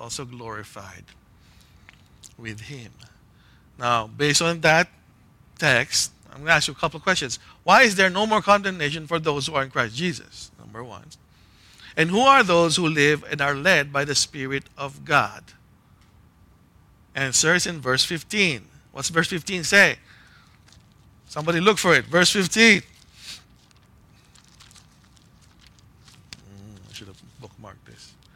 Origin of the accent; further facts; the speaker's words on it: Philippines; Growing up in the Philippines